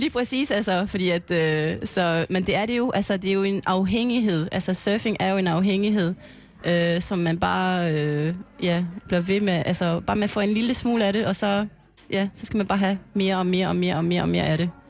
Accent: French Polynesia; moved away as an adult; also born or lived in Aarhus, Denmark; now in Klitmøller, Denmark; jeg kommer fra Tahiti

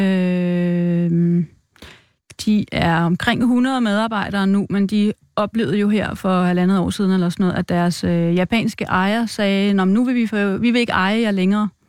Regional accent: Viby, Denmark; moved away as an adult; Oprindeligt er jeg fra Midtjylland, Viby, Sjælland

